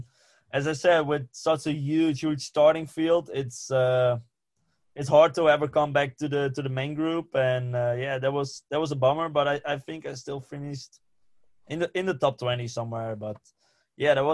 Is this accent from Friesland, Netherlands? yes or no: yes; Friesland, Netherlands; first language West Frisian; English is a second language; I grew up in Friesland, where they speak a completely different language.